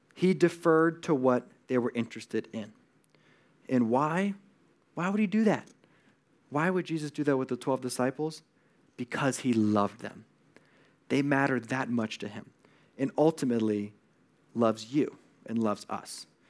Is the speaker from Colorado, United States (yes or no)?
no; Connecticut, United States; now in Los Angeles, United States; I'm, I'm from Connecticut